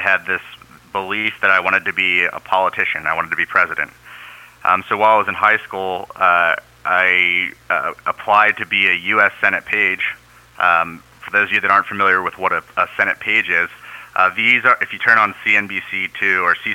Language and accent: English; Baltimore, Maryland, United States; moved away as an adult; also born or lived in New Orleans, Louisiana; now in San Francisco, United States; originally from the East Coast, Baltimore, Maryland